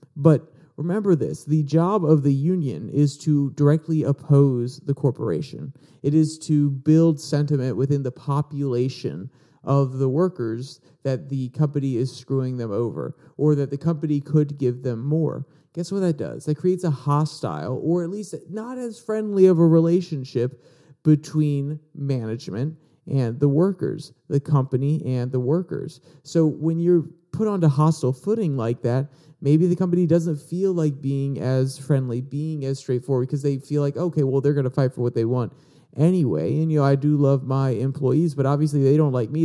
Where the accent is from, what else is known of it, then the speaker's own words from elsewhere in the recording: Virginia, United States; I was born in Virginia, which is a right to work state. So I, I grew up underneath these policies